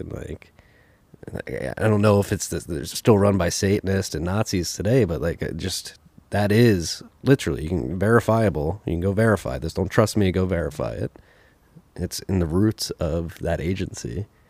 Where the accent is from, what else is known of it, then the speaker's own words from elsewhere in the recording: United States; I like the Irish. I like being Irish. I'm American. I like my Irish heritage, if you will.